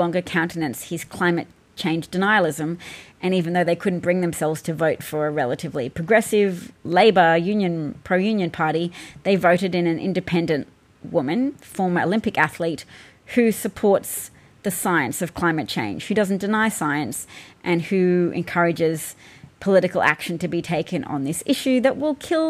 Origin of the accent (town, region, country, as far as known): Australia